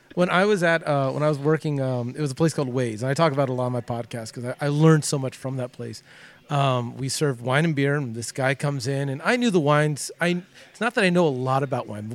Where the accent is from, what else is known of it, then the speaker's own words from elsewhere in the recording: Southern California, United States; growing up in Southern California